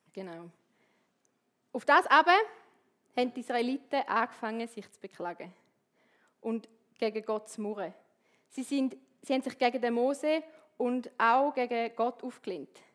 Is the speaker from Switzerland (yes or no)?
yes; Switzerland; bei uns in der Schweiz